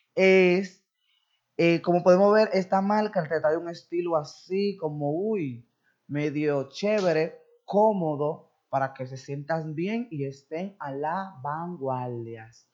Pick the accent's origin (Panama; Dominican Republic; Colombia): Dominican Republic; somos dominicanos